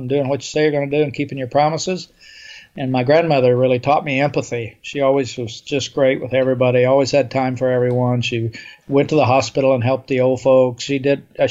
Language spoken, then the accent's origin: English; Oklahoma, United States; I grew up in Oklahoma in the 50s and 40s and 50s